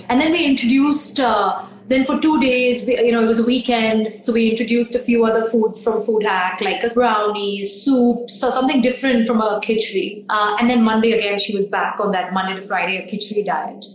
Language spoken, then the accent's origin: English; India; we're Indian